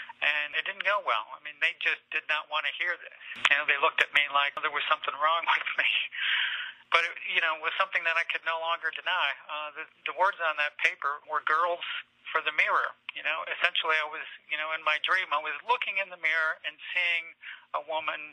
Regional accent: Platteville, Wisconsin, United States; moved away as an adult; also born or lived in Taiwan / Paris, France / Lake Placid, New York; returning to my home state, returning to Wisconsin, where I grew up

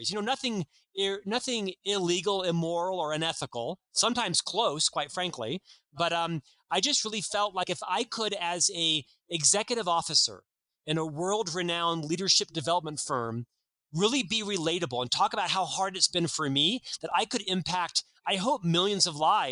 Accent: Orlando, Florida, United States; moved away as an adult; now in Utah, United States; I'm actually from Orlando, Florida.

